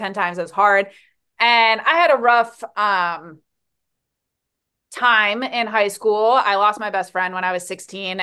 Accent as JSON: {"language": "English", "region": "New Jersey", "country": "United States", "tie": "born or raised there", "moved": "as an adult", "lives_now": "Hawaii, United States", "said": "So I grew up in New Jersey, born and raised"}